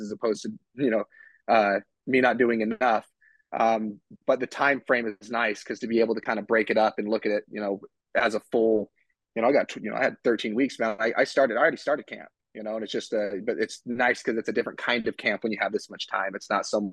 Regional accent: Utah, United States; moved away as an adult; now in Las Vegas, United States; I live in Vegas, but I'm from Utah

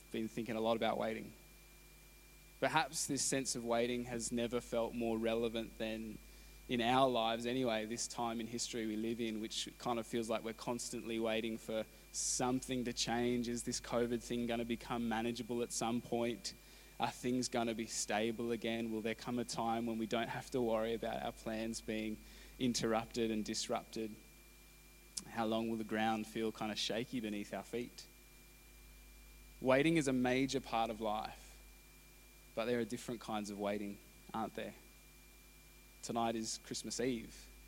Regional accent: Canberra, Australian Capital Territory, Australia; moved away; I grew up in Canberra

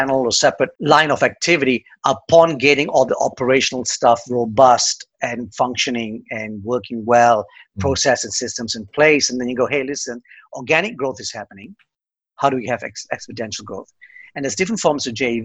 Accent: Australia; now in Dublin, Ireland; I'm an Aussie

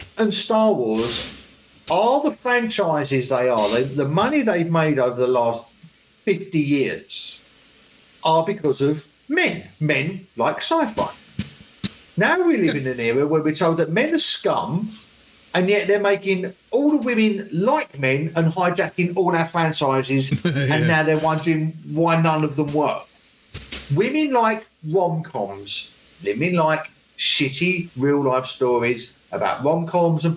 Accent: England, United Kingdom; as an Englishman

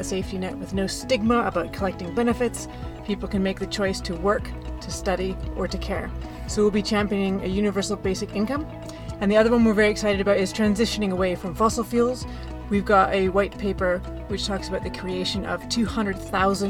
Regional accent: Canada; moved away as an adult; now in Edinburgh, United Kingdom; I was born in Canada.

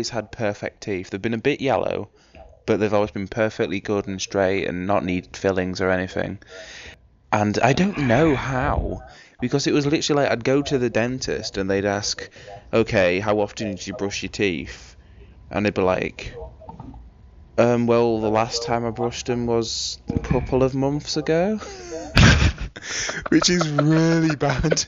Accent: United Kingdom; I'm British

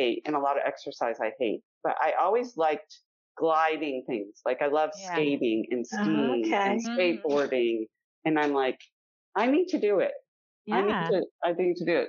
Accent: Wisconsin, United States; I grew up in Wisconsin

